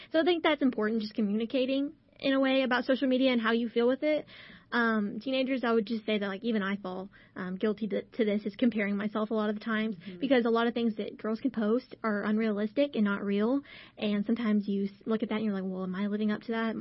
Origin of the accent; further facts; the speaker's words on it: Burnet, Texas, United States; my hometown